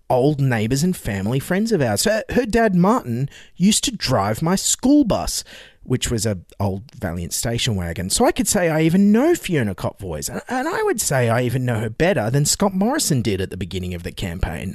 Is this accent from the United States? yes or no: no; Dignams Creek, New South Wales, Australia; I was born down in a farm, Dignam's Creek. Creek, which is down near Bega.